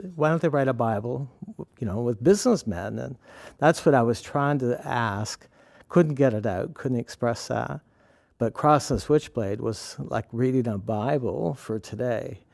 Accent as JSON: {"language": "English", "country": "Canada", "tie": "born or raised there", "also_born_or_lived": "New York", "moved": "yes", "lives_now": "Penn Yan, United States", "said": "I grew up in Canada"}